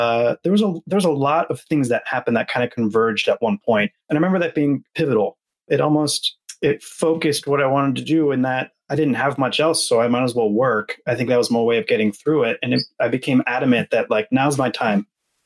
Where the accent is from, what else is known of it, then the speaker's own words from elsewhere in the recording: Atlanta, Georgia, United States; born there; And I was born in Atlanta, actually.